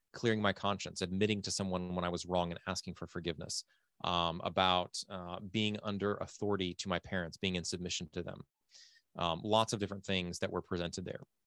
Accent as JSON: {"language": "English", "town": "Fort Worth", "region": "Texas", "country": "United States", "also_born_or_lived": "Ukraine / Thailand", "moved": "as an adult", "lives_now": "Lviv, Ukraine", "said": "my dad was born and raised in Fort Worth, still lives in Fort Worth. I technically still live in Fort Worth. That's my home address."}